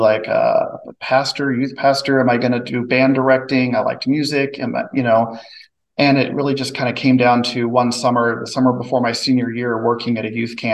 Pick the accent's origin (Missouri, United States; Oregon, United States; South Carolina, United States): Missouri, United States; Drexel; now in Maryville, United States; I grew up in Drexel, Missouri, south of Kansas City, about 30 miles